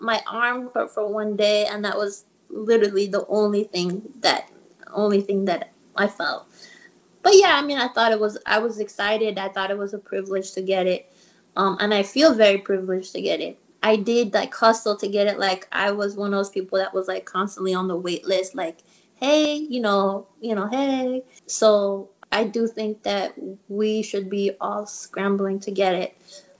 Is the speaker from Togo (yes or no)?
yes; Togo; also born or lived in Iran; So like I was born in Togo in West Africa and lived there off and on during my childhood.